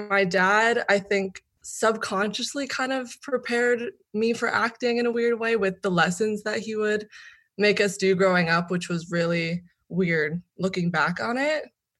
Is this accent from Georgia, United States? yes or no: no; Hollywood, California, United States; there's a stigma behind growing up in Hollywood or having Hollywood famous parents